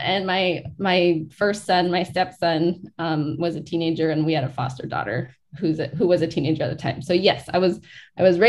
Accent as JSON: {"language": "English", "area": "Hoopa Reservation", "region": "California", "country": "United States", "tie": "born or raised there", "moved": "yes", "lives_now": "Portland, United States", "said": "I grew up on the Hoopa Reservation."}